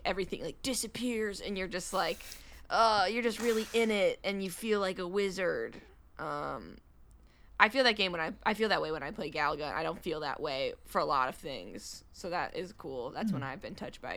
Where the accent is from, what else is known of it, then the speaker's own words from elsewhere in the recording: Michigan, United States; I'm from Michigan.